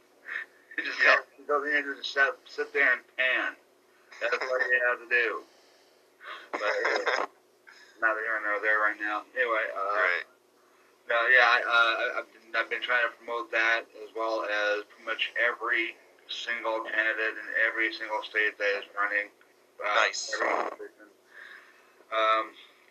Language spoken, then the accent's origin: English; Seattle, Washington, United States; moved away as an adult; now in Ohio, United States; I'm from Seattle